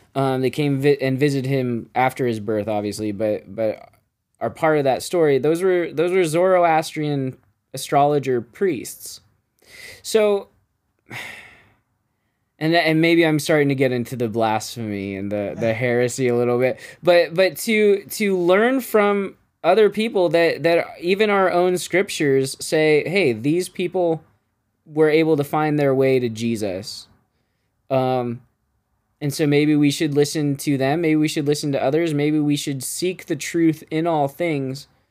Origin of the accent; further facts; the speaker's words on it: Bakersfield, California, United States; I grew up in Bakersfield